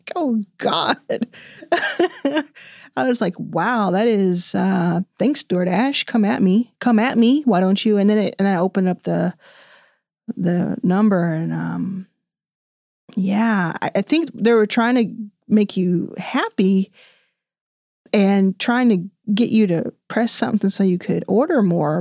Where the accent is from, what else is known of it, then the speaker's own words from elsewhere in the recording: Dallas, Texas, United States; I grew up in Dallas.